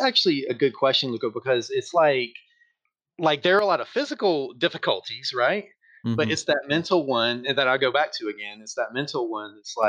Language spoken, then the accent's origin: English; Georgia, United States; now in California, United States; Anybody who lives in the States is going to see that I don't have that kind of accent, but I'm originally from Georgia. And Georgia. So I'm from the South, but I moved to California several years ago, back in 2002.